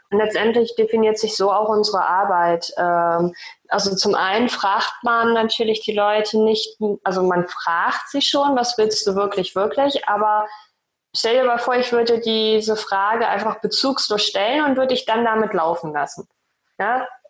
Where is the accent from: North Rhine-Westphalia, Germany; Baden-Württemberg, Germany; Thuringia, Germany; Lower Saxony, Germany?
Lower Saxony, Germany; Osnabrück Land; moved away as an adult; also born or lived in Bielefeld; now in Hamburg, Germany; ich bin aufgewachsen im Osnabrücker Land